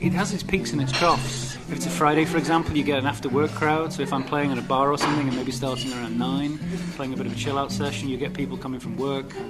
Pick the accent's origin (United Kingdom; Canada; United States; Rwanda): United Kingdom; Manchester, North West England; moved away as an adult; also born or lived in Czech Republic; now in Prague, Czech Republic; I'm originally from Manchester in England. I've lived in the Czech Republic